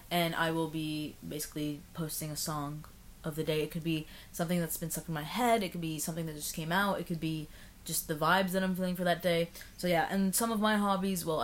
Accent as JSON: {"language": "English", "region": "Abu Dhabi", "country": "United Arab Emirates", "tie": "born or raised there", "said": "I'm Lebanese, but I was. Born and raised in Abu Dhabi. Yes, sir. I was born and raised in Abu Dhabi."}